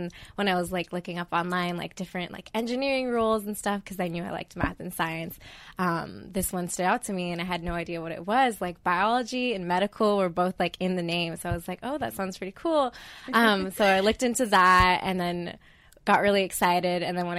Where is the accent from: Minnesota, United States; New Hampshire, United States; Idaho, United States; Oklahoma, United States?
Idaho, United States; Boise; I'm originally from Boise, Idaho.